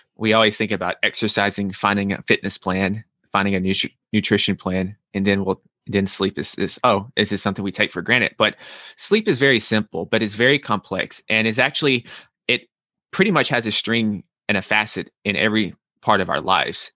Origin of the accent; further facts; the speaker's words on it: Nashville, Tennessee, United States; moved away as an adult; also born or lived in New York; I'm from Nashville, Tennessee